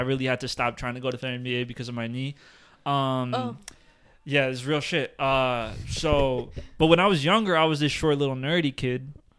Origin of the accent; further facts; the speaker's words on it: Uruguay; Every time a Hispanic person finds out that I'm from Uruguay